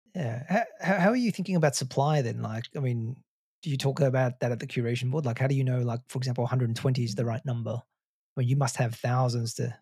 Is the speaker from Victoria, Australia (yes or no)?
yes; Melbourne, Victoria, Australia; I grew up in Australia, in Melbourne.